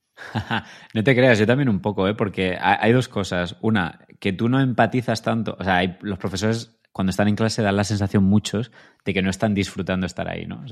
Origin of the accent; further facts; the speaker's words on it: Granada, Andalusia, Spain; moved away as an adult; also born or lived in Madrid; yo soy de Granada